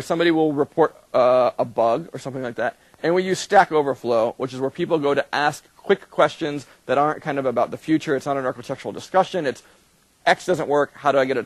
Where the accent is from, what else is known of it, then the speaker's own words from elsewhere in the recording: United States; I'm American